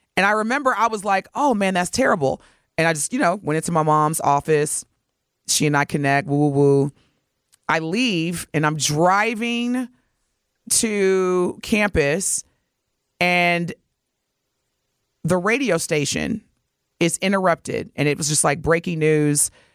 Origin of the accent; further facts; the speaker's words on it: Milwaukee, Wisconsin, United States; as Milwaukeeans